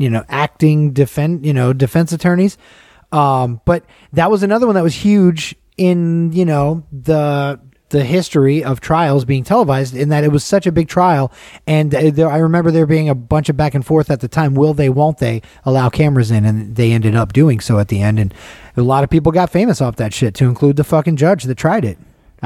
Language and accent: English; Las Vegas, Nevada, United States; I'm just from Vegas. No tan.